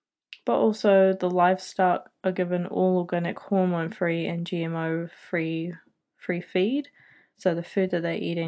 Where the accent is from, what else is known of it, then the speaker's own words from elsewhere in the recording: New Zealand; also born or lived in United Kingdom; I'm 23 from New Zealand, and I was originally born in the UK, but I moved out here when I was about 9